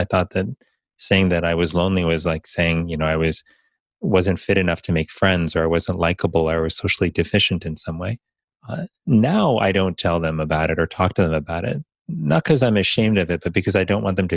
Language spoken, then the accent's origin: English; Miami, Florida, United States; growing up in Miami, Florida